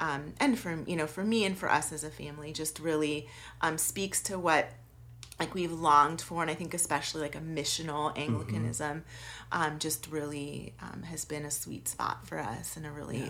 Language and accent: English; St. Louis, Missouri, United States; So my mom's family is very like kind of like Irish Catholic. I grew up in St. Louis, very Catholic city. And so I was baptized as an infant.